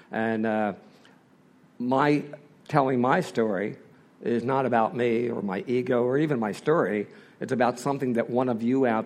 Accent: Philadelphia, Pennsylvania, United States; Uh, I'm from Philadelphia. I'm one of those typical Irish Catholic boys from southwest Philadelphia. I was raised in a very normal family.

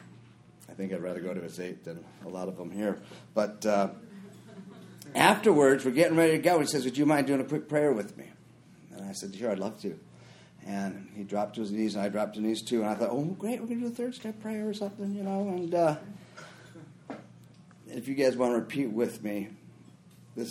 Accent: Minnesota, United States; I grew up in Minnesota

